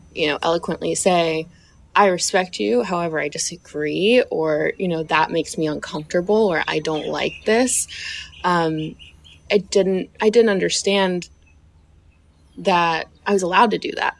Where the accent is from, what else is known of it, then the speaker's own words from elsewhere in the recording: the South, United States; I was raised in the South